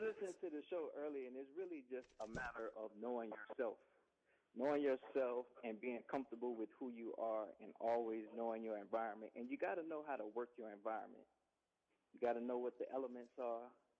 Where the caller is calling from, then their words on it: Atlanta, Georgia, United States; I'm out of Atlanta.